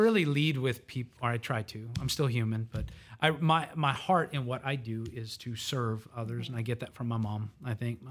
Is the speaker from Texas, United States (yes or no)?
yes; Conroe, Texas, United States; I was born in Conroe